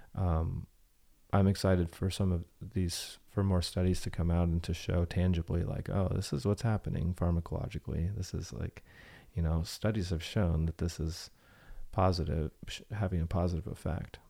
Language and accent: English; Bay Area, Silicon Valley, California, United States; moved away; I grew up in the Bay Area and Silicon Valley